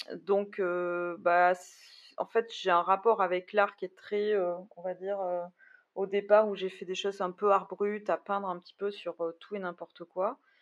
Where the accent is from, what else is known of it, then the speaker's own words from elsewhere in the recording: Bordeaux, Nouvelle-Aquitaine, France; je suis bordelaise, donc euh, c'est vrai que je Bordeaux c'est une ville quand même que je connais